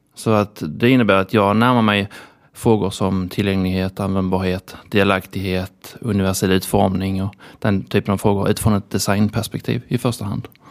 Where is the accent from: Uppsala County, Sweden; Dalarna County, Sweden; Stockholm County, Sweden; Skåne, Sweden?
Skåne, Sweden; Lund; Eftersom jag kommer från Lund så då är man ju lite sådär kusinen från landet